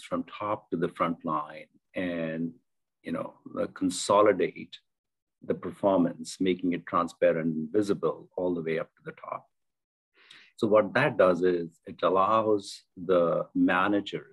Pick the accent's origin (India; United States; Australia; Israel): India; moved away as an adult; also born or lived in South America; Born and raised in India